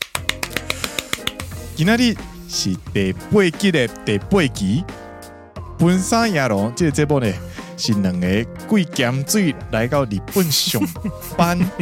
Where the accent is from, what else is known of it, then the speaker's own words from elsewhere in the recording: Taiwan; moved away as an adult; now in Japan; 我们台湾人呢，其实都会说和服